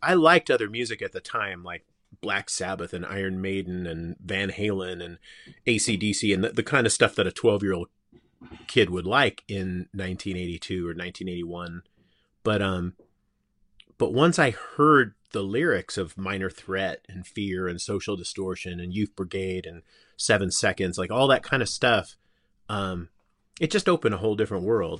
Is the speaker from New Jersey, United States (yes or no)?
no; Simi Valley, California, United States; I grew up in Simi Valley, which was, um, on the edge of Ventura County.